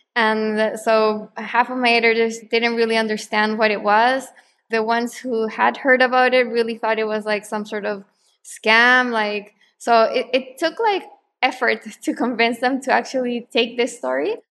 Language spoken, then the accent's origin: English; Santiago, Santiago Metropolitan Region, Chile; moved away; also born or lived in Argentina; I'm actually from Chile, from Santiago